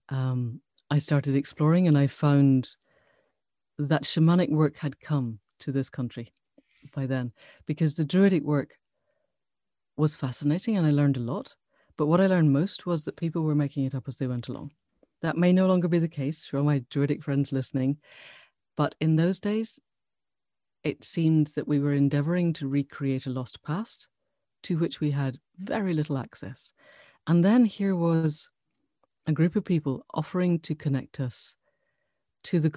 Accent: Glasgow, Scotland, United Kingdom; moved away as an adult; now in Cambridge, United Kingdom; Um, so so I grew up in Scotland, south side of Glasgow. Um, and I qualified as a vet at Glasgow Vet School too long ago to mention. And I came down to Cambridge.

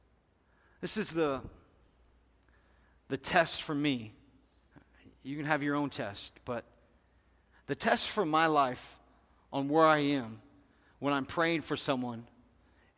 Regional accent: United States; as American people

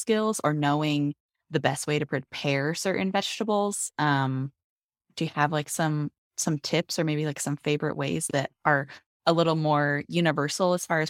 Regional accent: north of the Denver metro area, Colorado, United States; we live, I mean, kind of in the north of the Denver metro area, but we still have lots of like irrigation ditches that lead to farms and stuff.

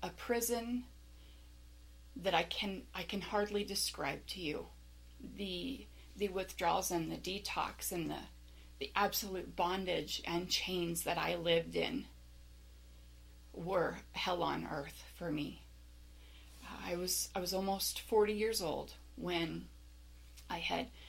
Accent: Las Vegas, Nevada, United States; I was born and raised in the Las Vegas area

